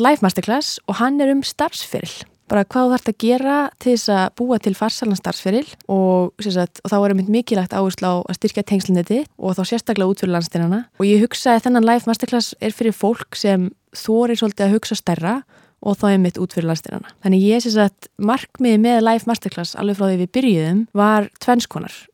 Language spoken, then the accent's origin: Icelandic; Akureyri, Northeastern Region, Iceland; moved away as an adult; also born or lived in Manhattan, New York; now in Brooklyn, United States; ég hef ólst upp í einbilshúsi á Akureyri